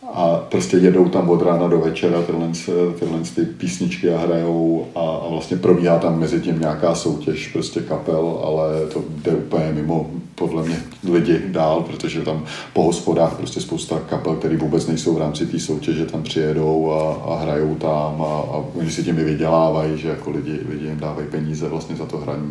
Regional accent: Czechia; jsem Čech

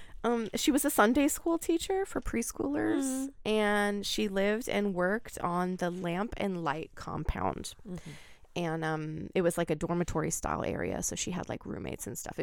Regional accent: Oregon, United States; when I grew up in Oregon

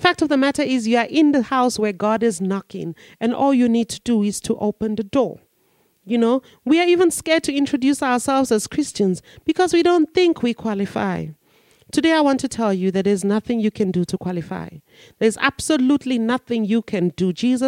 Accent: Nigeria; now in South Africa; I'm a Nigerian and I'm in South Africa.

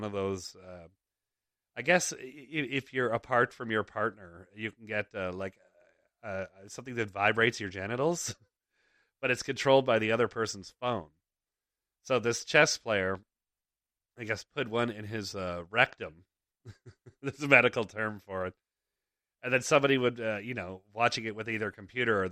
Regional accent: Toronto, Ontario, Canada; moved away; we first moved out here, because we grew up in Toronto

